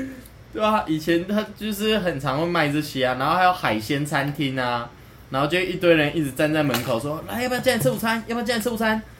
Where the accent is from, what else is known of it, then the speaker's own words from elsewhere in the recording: Taoyuan, Taiwan; 就因为我是桃园人啊，所以我都会跑到像是台北啊。